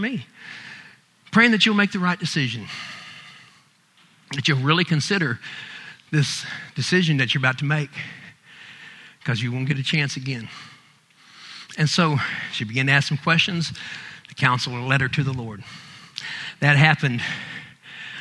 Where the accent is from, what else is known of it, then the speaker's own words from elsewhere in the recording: United States; being American